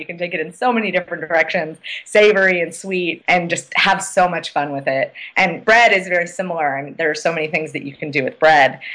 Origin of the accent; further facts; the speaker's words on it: Oregon, United States; now in Washington, D.C., United States; I grew up in Oregon.